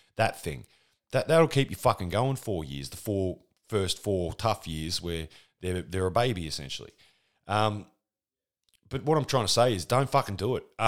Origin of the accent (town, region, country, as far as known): Australia